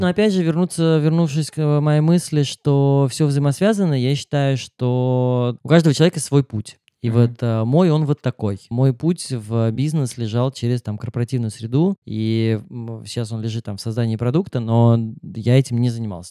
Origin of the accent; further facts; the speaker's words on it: Moscow, Russia; moved away as an adult; я родился в Москве